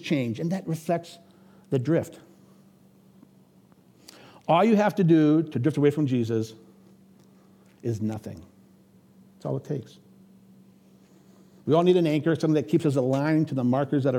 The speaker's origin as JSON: {"language": "English", "town": "Erie", "region": "Pennsylvania", "country": "United States", "tie": "born or raised there", "moved": "as an adult", "lives_now": "Minnesota, United States", "said": "I grew up in Pennsylvania on Lake Erie"}